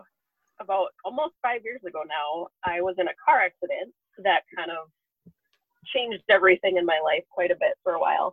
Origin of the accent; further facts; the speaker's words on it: St. Paul, Minnesota, United States; I grew up in St. Paul. I lived there my whole life.